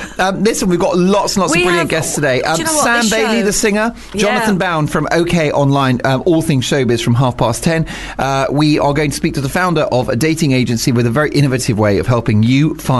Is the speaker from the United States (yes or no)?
no; United Kingdom; I'm not one to big myself up because I'm British.